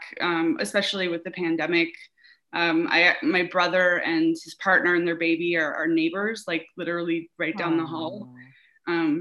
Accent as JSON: {"language": "English", "town": "New York City", "region": "New York", "country": "United States", "also_born_or_lived": "Hudson Valley, New York / Gainesville, Florida / Delray Beach, Florida / Los Angeles, California", "moved": "as an adult", "said": "I'm from New York City. And I live here now in Brooklyn."}